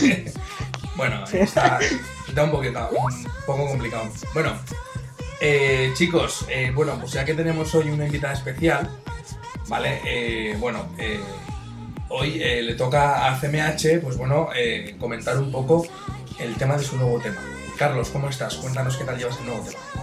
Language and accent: Spanish; Valencia, Valencian Community, Spain; nosotros somos de Valencia, ¿vale? Es una ciudad que está en la Comunidad Valenciana